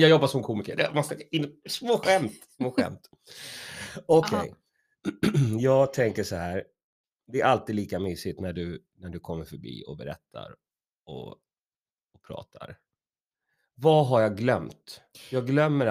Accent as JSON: {"language": "Swedish", "town": "Stockholm", "region": "Stockholm County", "country": "Sweden", "tie": "born or raised there", "said": "jag är ju uppvuxen i södra Stockholm"}